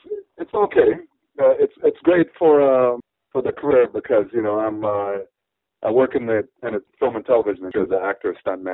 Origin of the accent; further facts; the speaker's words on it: Saint Elizabeth, Jamaica; moved away as an adult; also born or lived in Bull Savannah; I'm from St. Elizabeth, a little town called Richmond.